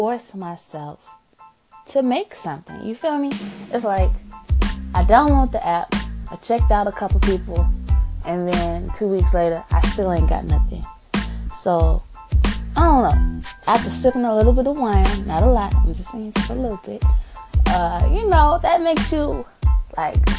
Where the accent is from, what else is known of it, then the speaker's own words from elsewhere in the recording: Chicago, Illinois, United States; I'm from Chicago